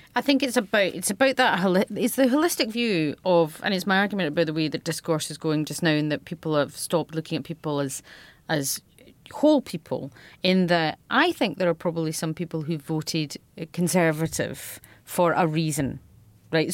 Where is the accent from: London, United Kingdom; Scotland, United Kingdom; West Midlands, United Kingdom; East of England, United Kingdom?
Scotland, United Kingdom; accent: Radio Four Scottish; I can be very Scottish, but I also have a Radio Four Scottish accent